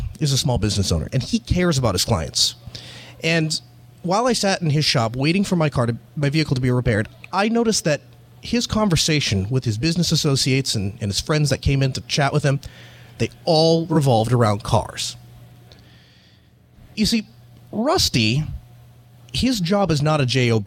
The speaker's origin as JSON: {"language": "English", "region": "North Dakota", "country": "United States", "said": "I'm from North Dakota"}